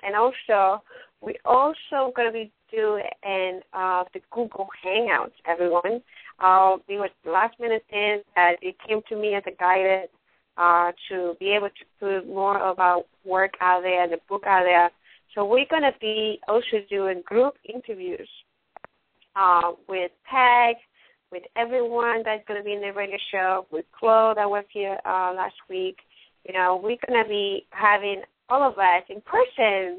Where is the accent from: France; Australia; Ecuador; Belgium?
Ecuador; first language Spanish; English is a second language; also born or lived in New York, United States; now in Sarasota, United States; I'm not from United States, I'm from Ecuador, I'm speak, you know, in, you know, English is my second language, and Spanish, I have a Latin background